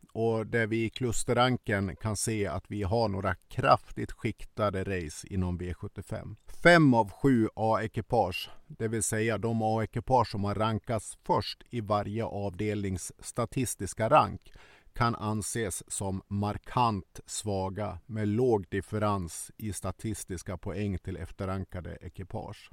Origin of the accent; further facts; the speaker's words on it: Sweden; vi svenskar